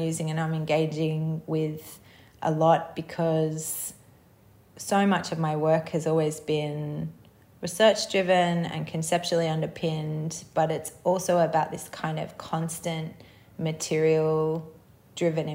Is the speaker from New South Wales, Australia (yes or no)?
yes; Sydney, New South Wales, Australia; I grew up in Sydney on Gadigal country